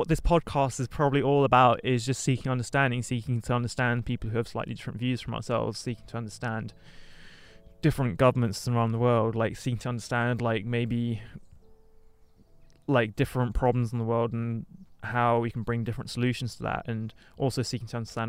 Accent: South Africa; As a South African, I can say that London is vastly a bit like more safe.

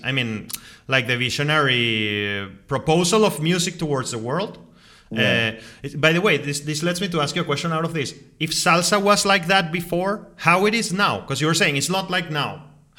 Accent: Caracas, Capital District, Venezuela; English is a second language; moved away as an adult; also born or lived in London, United Kingdom; now in Moscow, Russia; I grew up in a totally different environment in Caracas, in some sort of like isolated east, more, you know, kind of east.

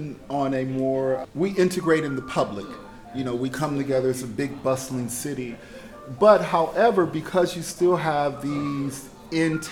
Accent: Chicago, Illinois, United States; now in Shanghai, China; I remember growing up, a lot of the skyscrapers that were coming up in Chicago

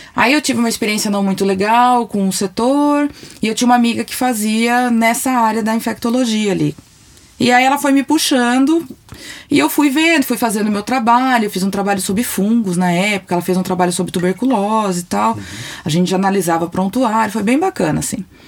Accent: São Paulo, Brazil; eu sou de São Paulo

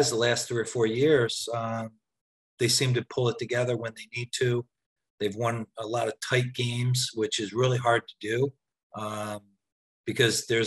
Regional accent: outside of Philly, New Jersey, United States; I'm from South Jersey, from outside of Philly.

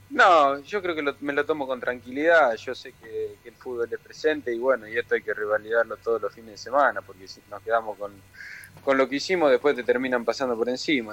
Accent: Rafaela, Santa Fe, Argentina; moved away as an adult; also born or lived in Italy; now in Buenos Aires, Argentina; nací acá en Capital Federal y a los dos años me fui para Italia porque mi viejo fue a jugar allá y nos mudamos para allá. Entonces después volví a los 10 al pueblo de mi viejo y al año nos fuimos a vivir a, Rafaela. Así que desde los 10, 12

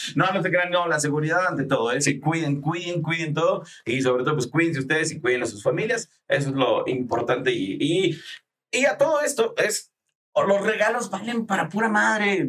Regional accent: Chihuahua, Mexico; moved away; mi infancia fue aquí en Chihuahua

